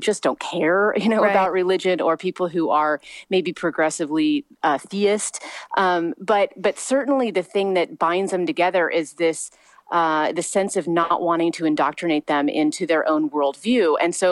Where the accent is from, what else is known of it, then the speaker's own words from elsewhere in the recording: Missouri, United States; moved away as an adult; now in Long Beach, United States; I was raised in a very small town in Missouri